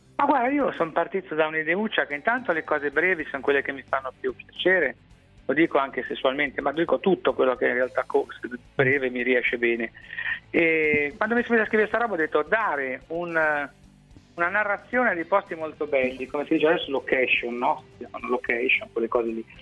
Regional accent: Liguria, Italy; da Tirchio, da Oma, da Ligure, da Pelandrone

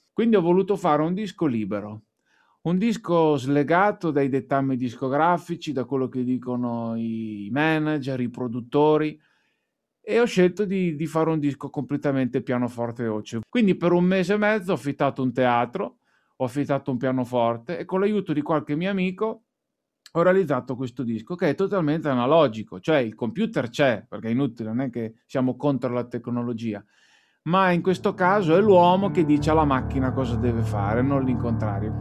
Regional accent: Emilia-Romagna, Italy; io da buon Emiliano Romagnolo

